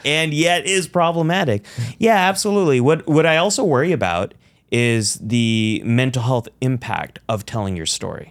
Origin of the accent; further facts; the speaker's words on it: California, United States; also born or lived in Pakistan (ancestry); I am a Pakistani American, son of immigrants, I'm a Democrat, I'm a Muslim, I am you know, I'm a Californian